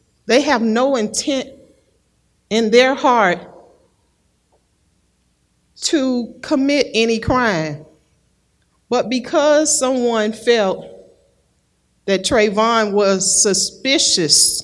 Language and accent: English; Florida, United States; I am from Florida. I was born and raised in Florida